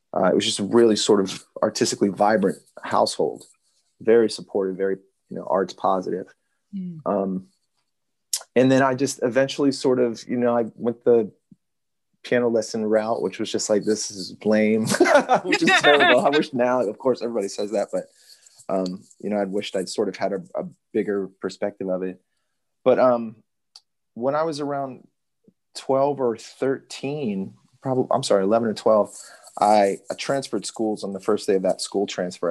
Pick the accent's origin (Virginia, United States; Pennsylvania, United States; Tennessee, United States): Virginia, United States; Richmond; I grew up in Richmond, Virginia